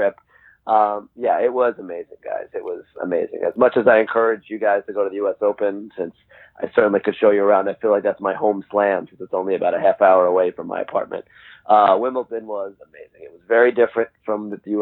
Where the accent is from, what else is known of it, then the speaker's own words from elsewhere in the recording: New York, United States; as a New Yorker